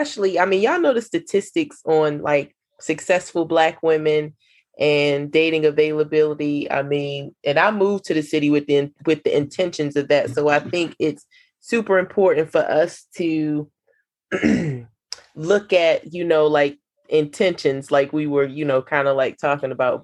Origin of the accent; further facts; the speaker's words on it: the South, United States; I'm from the South